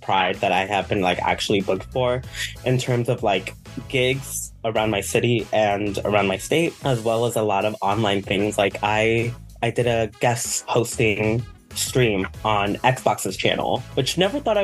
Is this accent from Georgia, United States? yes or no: no; Miami, Florida, United States; now in North Central Florida, United States; I'm originally from Miami, but I live in like North Central Florida